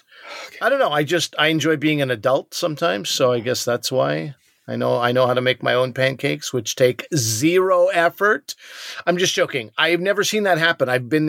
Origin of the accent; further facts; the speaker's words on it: Montreal, Quebec, Canada; also born or lived in New Brunswick; I grew up in Montreal my entire life.